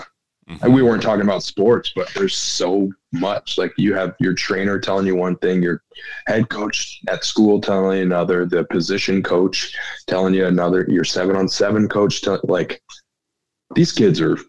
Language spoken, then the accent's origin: English; Sheldon, Iowa, United States; now in Omaha, United States; I'm from Sheldon, Iowa. So my individual training was working on the farm.